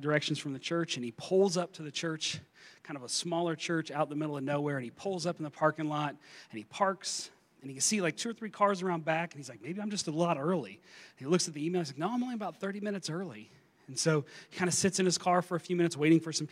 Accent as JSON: {"language": "English", "region": "eastern Kentucky", "country": "United States", "tie": "born or raised there", "said": "I grew up in eastern Kentucky. I grew up in Appalachia, kind of in the mountains. I grew up in coal country"}